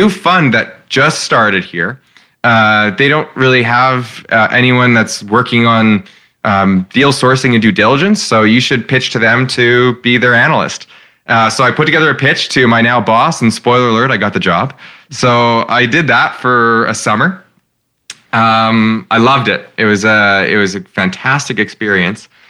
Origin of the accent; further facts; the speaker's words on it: Regina, Saskatchewan, Canada; I grew up in Regina. I'm from here.